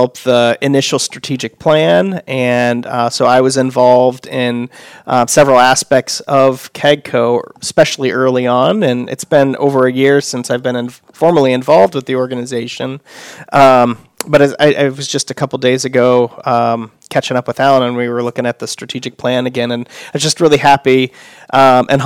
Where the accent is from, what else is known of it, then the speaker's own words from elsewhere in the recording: Fort Wayne, Indiana, United States; born and raised in Fort Wayne. Live there now.